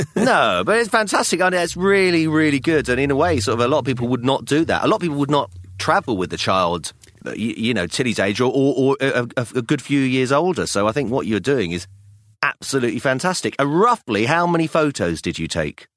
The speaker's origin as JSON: {"language": "English", "region": "London", "country": "United Kingdom", "tie": "born or raised there", "said": "I was born in London, in England, so I'm English"}